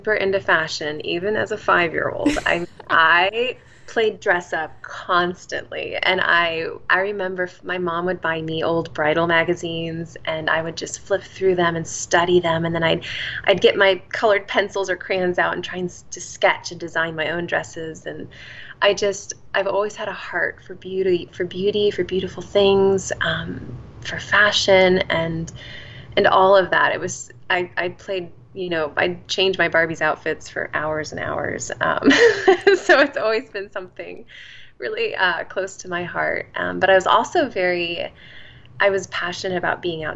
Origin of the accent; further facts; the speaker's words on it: Indianapolis, Indiana, United States; moved away as an adult; also born or lived in New York City, United States; now in Pittsburgh, United States; I was born in the Midwest. I grew up in Indianapolis, Indiana